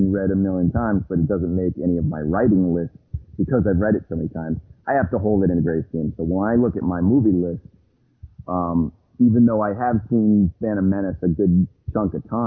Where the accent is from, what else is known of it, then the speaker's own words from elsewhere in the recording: Boston, Massachusetts, United States; we're from Boston